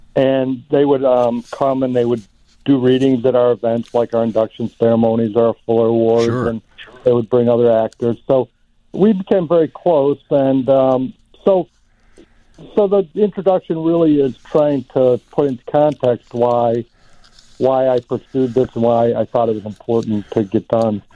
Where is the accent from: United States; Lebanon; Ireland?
United States; Chicago, Illinois; you and I are both you know born and raised in Chicago